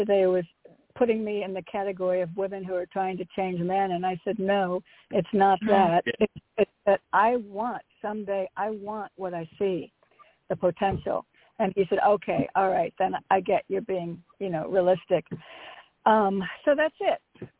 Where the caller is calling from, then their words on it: Connecticut, United States; Hi, it's … from Connecticut.